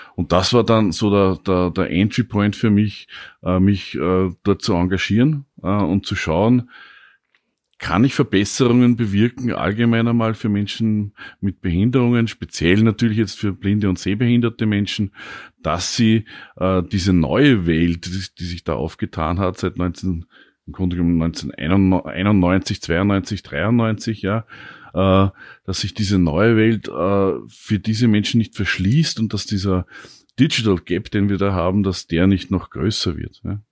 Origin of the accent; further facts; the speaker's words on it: Upper Austria, Austria; moved away as an adult; now in Vienna, Austria; ich bin aus Oberösterreich, kam zum Studium dann nach Wien hier